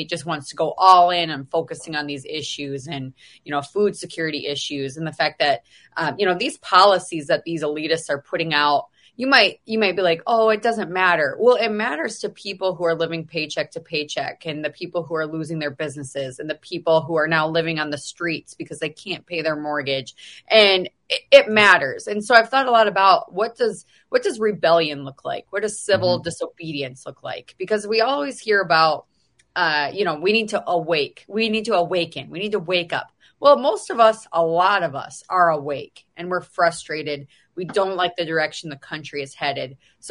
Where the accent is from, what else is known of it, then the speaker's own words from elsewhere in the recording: Mitchell, South Dakota, United States; I'm from Mitchell, South Dakota